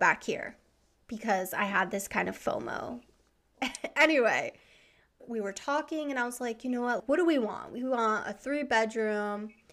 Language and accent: English; East Coast, United States; also born or lived in Savannah, Georgia; now in Southern California, United States; I grew up on the East Coast.